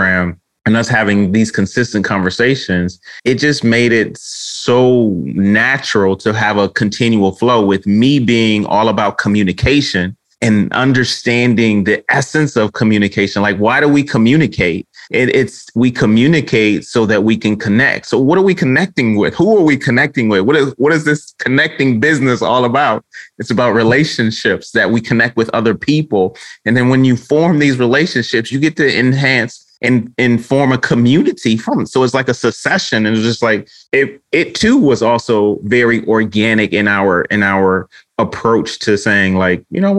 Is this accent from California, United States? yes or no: no; Detroit, Michigan, United States; I'm so Detroit. I'm so from the D